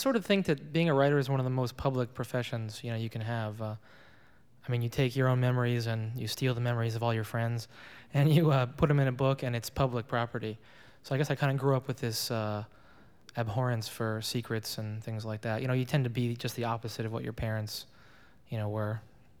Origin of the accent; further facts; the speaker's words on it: Springfield, Virginia, United States; also born or lived in Athens, Greece / Paris, France; In Athens and Paris and Springfield, Virginia.